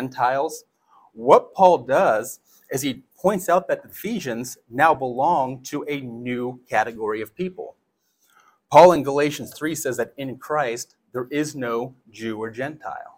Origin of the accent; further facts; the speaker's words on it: United States; being American